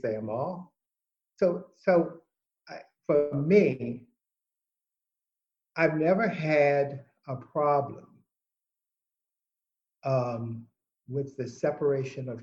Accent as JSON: {"language": "English", "country": "United States", "said": "I'm an American. I'm an American first. I'm an American of African descent."}